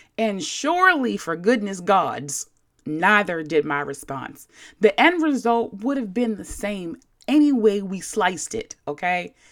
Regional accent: Baltimore, Maryland, United States; I'm from Baltimore, a place where we affectionately call people whores and overly use the word yo.

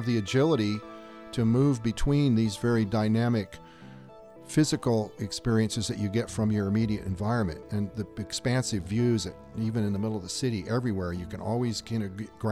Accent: Southern California, United States; also born or lived in Australia; now in Tucson, United States; I grew up in Southern California deserts.

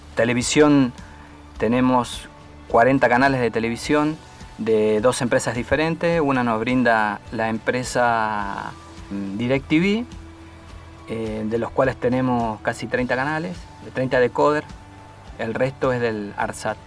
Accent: Argentina; como argentino y como militar

